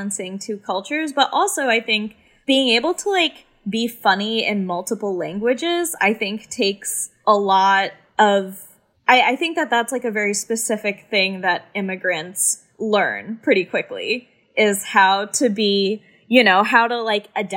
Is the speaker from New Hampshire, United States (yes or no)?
no; Winchester, Kentucky, United States; accent: very thick Southern; my like very thick Southern accent that I'm from Kentucky